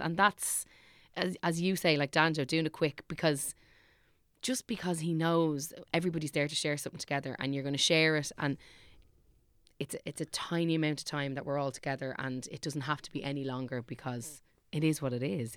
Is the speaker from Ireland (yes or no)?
yes; Dublin, Leinster, Ireland; I am from Clonsilla